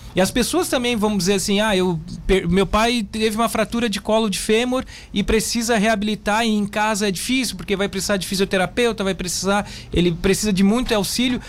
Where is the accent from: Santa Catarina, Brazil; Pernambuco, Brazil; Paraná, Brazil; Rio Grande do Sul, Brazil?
Santa Catarina, Brazil; Criciúma; also born or lived in Porto Alegre; eu sou de Criciúma, mas quando eu fiz a, toda a minha formação em Porto Alegre, quando eu voltei de Porto Alegre para Criciúma